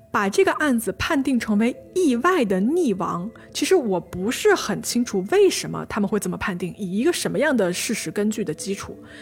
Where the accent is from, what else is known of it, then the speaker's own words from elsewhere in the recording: China; 我们中国人